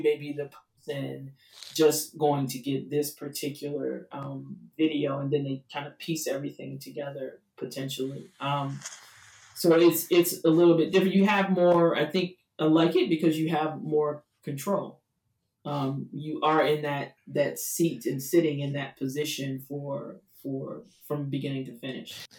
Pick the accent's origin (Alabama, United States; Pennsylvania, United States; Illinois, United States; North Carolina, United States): Illinois, United States; Chicago; moved away as an adult; also born or lived in Los Angeles; Chicago being my hometown, so I needed to come back home